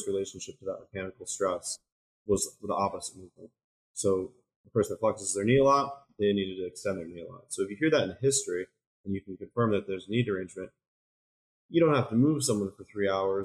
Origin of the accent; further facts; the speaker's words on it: Troy, New York, United States; So I'm originally from Troy, New York, which is in mid-state in New York